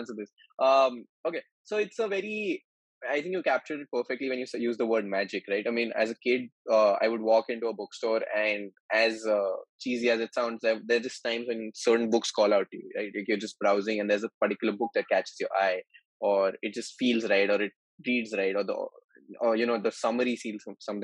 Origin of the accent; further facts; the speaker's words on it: Mumbai, Maharashtra, India; also born or lived in Delhi; as someone who's been born and raised in Mumbai and who studied in Delhi for 5 years